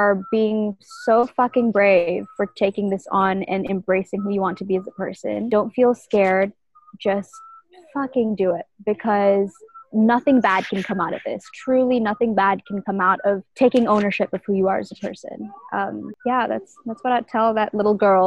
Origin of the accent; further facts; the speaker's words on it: Malaysia; moved away as an adult; now in New York, United States; Being a Malaysian or being a Malay girl is definitely such a big part of who I am